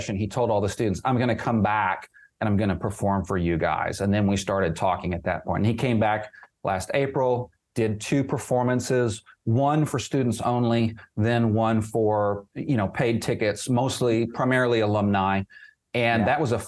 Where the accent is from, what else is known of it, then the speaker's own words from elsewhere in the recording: Oklahoma, United States; I grew up in Oklahoma